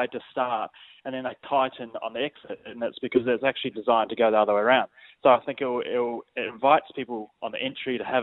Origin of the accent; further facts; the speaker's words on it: New Zealand; now in Australia; I'm New Zealander, but I might as well be Australian now.